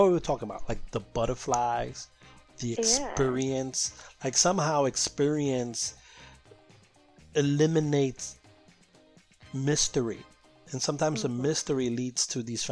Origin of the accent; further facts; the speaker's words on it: New York City, New York, United States; as a Latino growing up in New York City